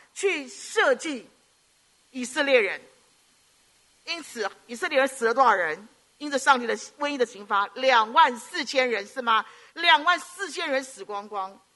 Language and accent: Chinese; Hong Kong; 我们香港人嘛，就广东话一直跟我弟弟讲